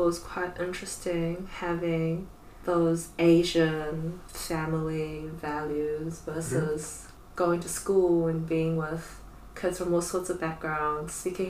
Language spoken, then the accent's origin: English; Auckland, New Zealand; English is a second language; also born or lived in China; I moved around a bit. So I was born in New Zealand too.